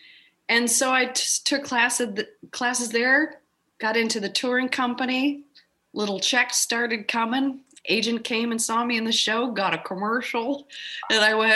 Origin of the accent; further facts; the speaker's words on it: Minneapolis, Minnesota, United States; moved away; I'm from Minneapolis